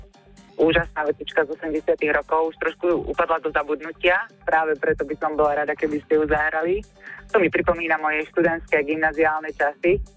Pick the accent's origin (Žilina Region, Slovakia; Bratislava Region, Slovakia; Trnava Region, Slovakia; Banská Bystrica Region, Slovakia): Banská Bystrica Region, Slovakia; Lučenec; moved away as an adult; now in Beluša, Slovakia; Pochádzam z Lučenca.